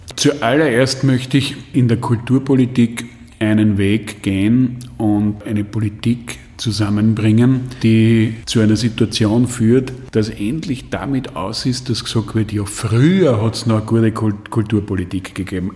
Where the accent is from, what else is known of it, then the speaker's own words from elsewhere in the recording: Graz, Styria, Austria; Ich bin Grazer